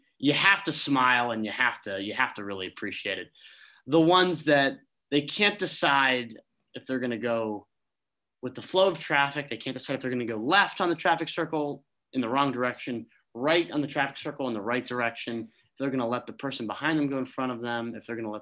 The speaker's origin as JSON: {"language": "English", "country": "United States", "said": "as Americans"}